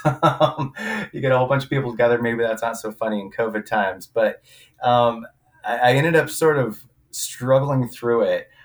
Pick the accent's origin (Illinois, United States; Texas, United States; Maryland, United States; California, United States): California, United States; Southern; I'm from Southern California myself